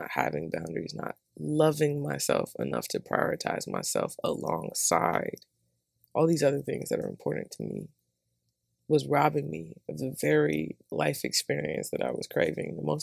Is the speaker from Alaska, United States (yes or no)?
no; Georgia, United States; accent: southern; moved away as an adult; also born or lived in Seattle; now in Atlanta, United States